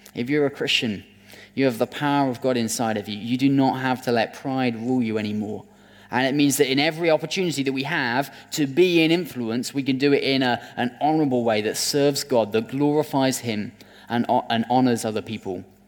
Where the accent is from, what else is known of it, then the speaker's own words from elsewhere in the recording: United Kingdom; as British people